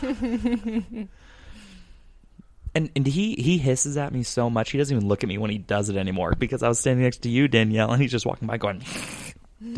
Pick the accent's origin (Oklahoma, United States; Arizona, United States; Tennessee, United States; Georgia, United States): Arizona, United States; Sonoran Desert; accent: Sonoran; I'm from the Sonoran Desert.